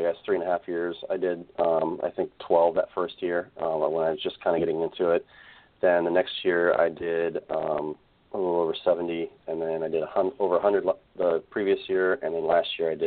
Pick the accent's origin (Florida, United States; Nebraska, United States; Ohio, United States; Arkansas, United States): Nebraska, United States; I grew up in Nebraska on a farm